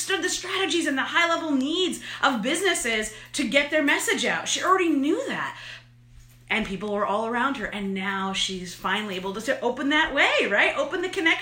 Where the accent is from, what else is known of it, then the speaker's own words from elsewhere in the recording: New York, United States; I'm an Italian from New York.